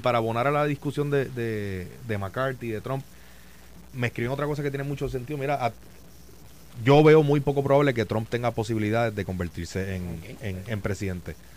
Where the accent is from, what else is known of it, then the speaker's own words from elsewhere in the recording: Puerto Rico; como puertorriqueño, como estadista y como PNP